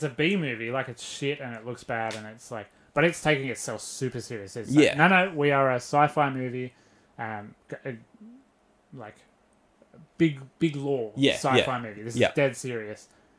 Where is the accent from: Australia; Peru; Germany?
Australia; Sydney, New South Wales; So I grew up in Western Sydney